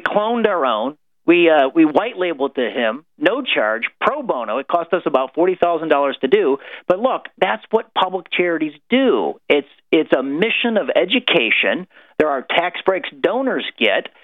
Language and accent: English; rural Illinois, United States; I grew up in a rural area of Illinois, about a hundred miles south of Illinois